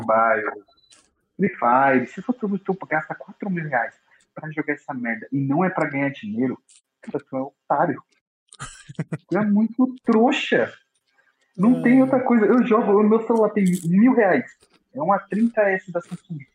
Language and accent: Portuguese; São Paulo, Brazil; eu sou de São Paulo. Nasci nascido e criado aqui no meio da favela